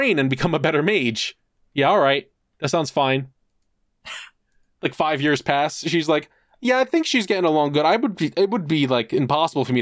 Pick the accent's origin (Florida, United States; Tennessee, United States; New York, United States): New York, United States; as a New Yorker